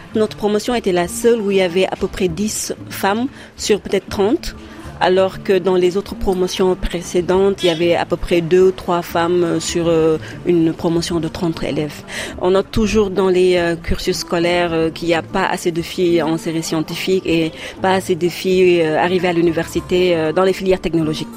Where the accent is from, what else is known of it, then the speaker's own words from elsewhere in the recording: Saint-Louis, Senegal; moved away as an adult; also born or lived in Dakar; Je suis originaire de Saint-Louis, du Sénégal